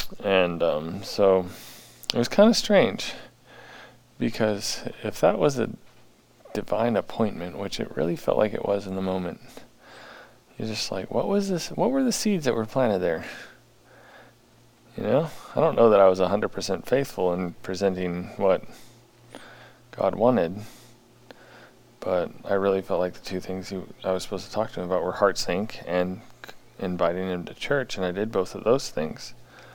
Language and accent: English; St. Paul, Minnesota, United States; I grew up in St. Paul, Minnesota.